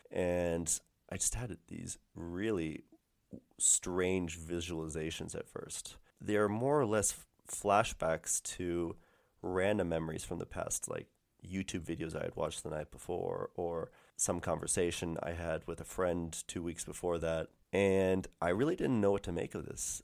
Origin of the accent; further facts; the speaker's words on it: St. Louis, Missouri, United States; moved away; back in my hometown in Saint Louis